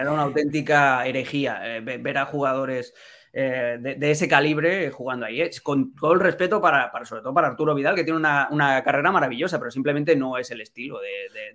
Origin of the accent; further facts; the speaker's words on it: Barcelona, Catalonia, Spain; yo nací en Barcelona, porque soy catalán, porque tengo toda la familia